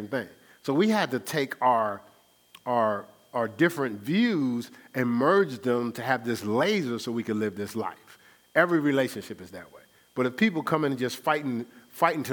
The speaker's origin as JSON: {"language": "English", "town": "Newark", "region": "New Jersey", "country": "United States", "said": "I'm from Newark, New Jersey."}